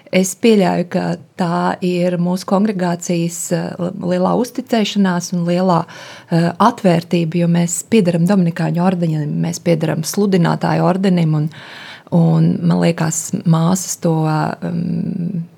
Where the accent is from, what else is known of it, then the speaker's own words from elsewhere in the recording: Riga, Latvia; also born or lived in Suiti region, Kurzeme (summers with grandparents); esmu dzimusi Rīgā, bet um, mani vecvecāki nāk no kurzemes, no Suitu novada